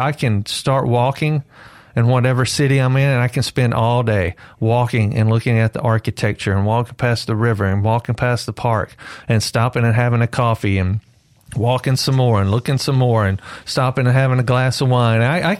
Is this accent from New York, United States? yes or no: no; Mississippi, United States; And I was stepped back from Mississippi and the repetition of everything I'd been taught my whole life and repetition of everything I'd heard my whole life.